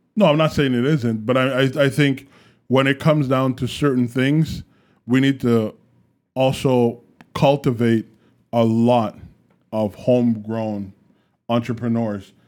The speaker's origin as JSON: {"language": "English", "country": "Canada"}